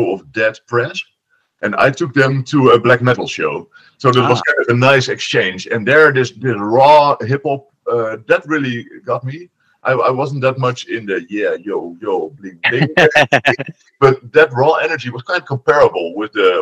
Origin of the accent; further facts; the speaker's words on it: Oost-Groningen / Groningen, Netherlands; English is a second language; also born or lived in De Bilt, Netherlands; when I was 4, my parents lived to the countryside of Oost-Groningen, which is like the northern province and then just at the German border. And then I went to high school in the city where we're still now, in Groningen